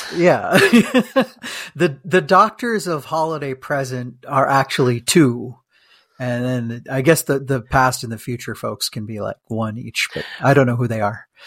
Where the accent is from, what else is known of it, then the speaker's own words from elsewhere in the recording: India; moved away; We, we're Indian, Uh, but, like, from India